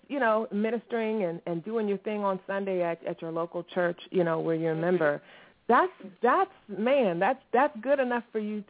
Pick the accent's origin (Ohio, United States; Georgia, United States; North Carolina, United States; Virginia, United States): Virginia, United States; Because I was born and heard in Virginia. Virginia, repping.